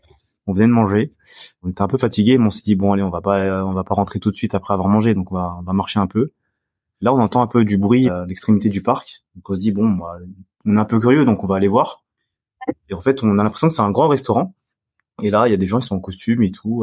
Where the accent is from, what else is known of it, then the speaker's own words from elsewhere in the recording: France; moi je suis français, donc j'ai le passeport français.